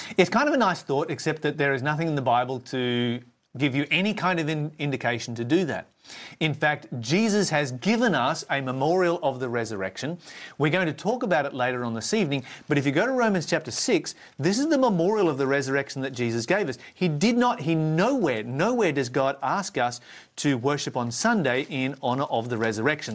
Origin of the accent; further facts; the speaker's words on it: Tasmania, Australia; my home state of Tasmania